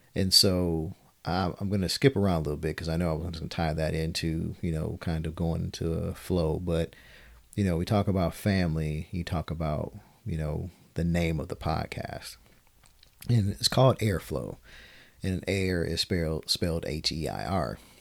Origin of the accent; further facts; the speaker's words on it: Detroit, Michigan, United States; born and raised in Detroit, Michigan